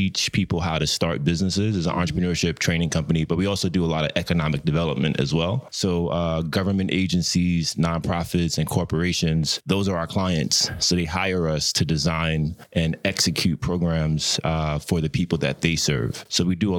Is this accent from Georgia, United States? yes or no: no; New York City, New York, United States; I grew up in Brooklyn